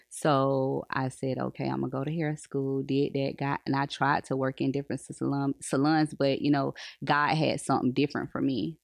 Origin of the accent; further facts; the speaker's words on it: Polk County, Florida, United States; I was raised in Polk, so I've been in Polk all my life